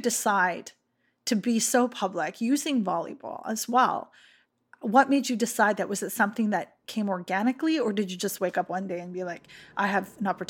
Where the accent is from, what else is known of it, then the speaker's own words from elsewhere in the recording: East Coast, Canada; I am from Mi'kmaq territory. I'm from the East Coast.